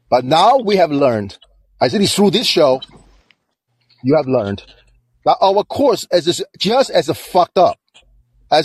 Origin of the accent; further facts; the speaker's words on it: China; now in United States; I'm from China.